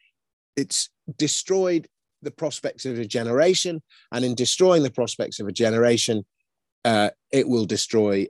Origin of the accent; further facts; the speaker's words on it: London, United Kingdom; I grew up in Kensington. And we had a house in Kensington